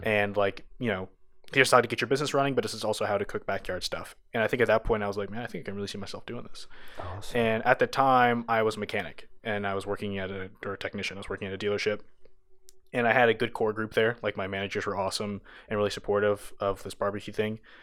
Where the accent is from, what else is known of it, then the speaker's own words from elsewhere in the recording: Austin, Texas, United States; moved away as an adult; also born or lived in Orange County, California / New Mexico; born in Orange County, and uh, lived in New Mexico for a little bit, um, and then I moved to Austin when I was seven, and so I lived there. I pretty much grew up there